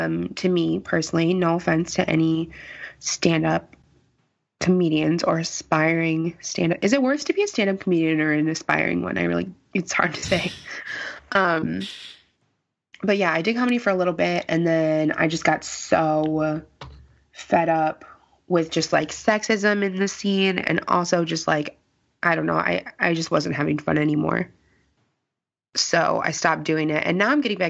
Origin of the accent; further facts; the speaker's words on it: Chicago, Illinois, United States; I'm from the South Side of Chicago